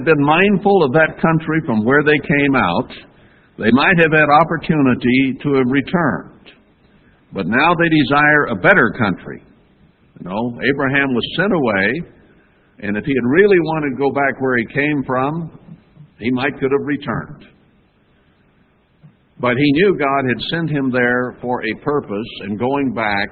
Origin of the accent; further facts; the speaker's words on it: United States; I grew up in America.